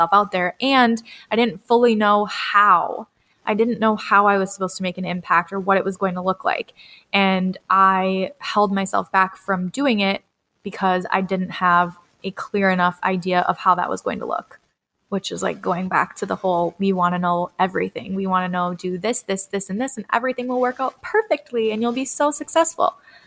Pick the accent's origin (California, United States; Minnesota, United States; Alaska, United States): Minnesota, United States; Red Wing; my hometown of Red Wing, Minnesota